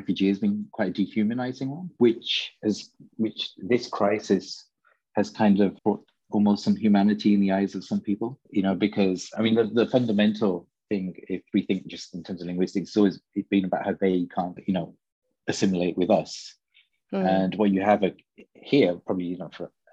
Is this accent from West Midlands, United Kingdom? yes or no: yes; Birmingham, West Midlands, United Kingdom; now in Copenhagen, Denmark; I grew up in Birmingham